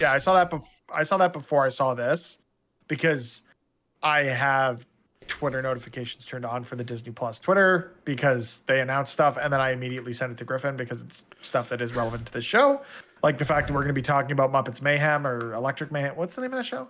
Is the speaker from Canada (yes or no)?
yes; Canada; I'm sitting here as a Canadian